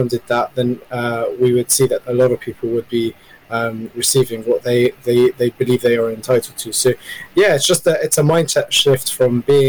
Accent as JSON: {"language": "English", "region": "London", "country": "United Kingdom", "tie": "born or raised there", "said": "I grew up in the UK. Originally, I'm half Palestinian, half Iraqi, and I grew up in London"}